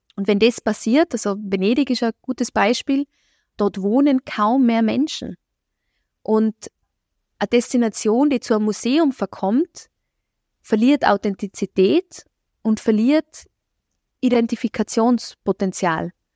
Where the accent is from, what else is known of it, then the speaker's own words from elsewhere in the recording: Innsbruck, Tyrol, Austria; ich selber habe in Innsbruck studiert, ich bin hier in Innsbruck zur Schule gegangen, komme ursprünglich woanders her